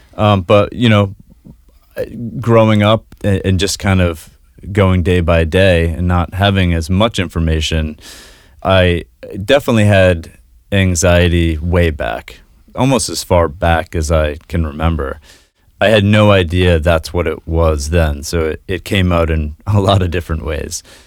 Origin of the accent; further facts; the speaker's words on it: Kennebunk, Maine, United States; also born or lived in Boston / New Zealand / New York City; Yeah, I was born and raised in Kennebunkk, just south of Portland here